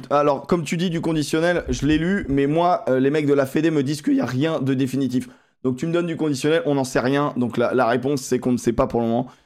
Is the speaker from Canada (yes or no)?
no; Toulouse, Occitania, France; Donc, je suis de Toulouse.